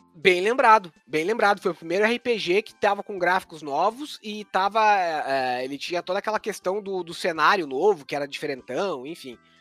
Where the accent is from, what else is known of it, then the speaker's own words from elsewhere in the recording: interior of Santa Catarina, Brazil; a cidade onde eu nasci, no interior do interior de Santa Catarina